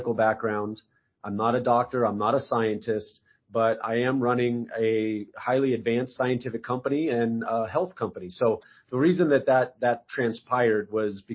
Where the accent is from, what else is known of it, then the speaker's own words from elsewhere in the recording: Arizona, United States; I'm from Arizona. I lived in Arizona at the time.